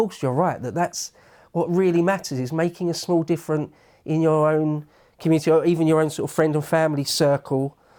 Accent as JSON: {"language": "English", "region": "England", "country": "United Kingdom", "said": "We're English, aren't we?"}